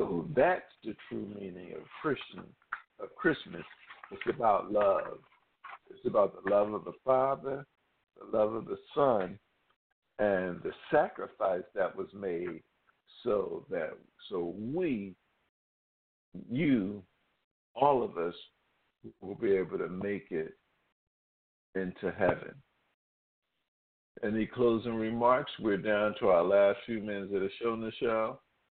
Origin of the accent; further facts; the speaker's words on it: Philadelphia, Pennsylvania, United States; born and raised in Philadelphia